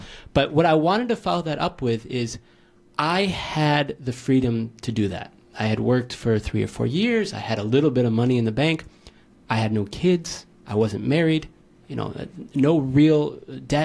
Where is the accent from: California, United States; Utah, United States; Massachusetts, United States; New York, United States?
New York, United States; moved away as an adult; also born or lived in Thailand; now in Barcelona, Spain; I'm from New York. I was in New York. I graduated university.